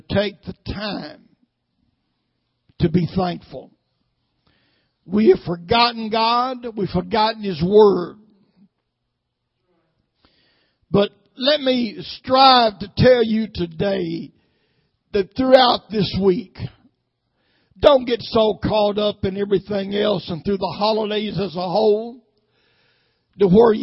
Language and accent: English; Nashville, Tennessee, United States; I was raised up mostly in South Nashville, Flat Rock